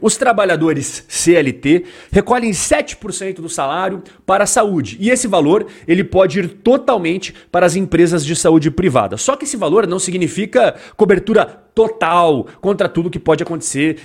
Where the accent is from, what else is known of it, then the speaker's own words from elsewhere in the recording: Brazil; nós brasileiros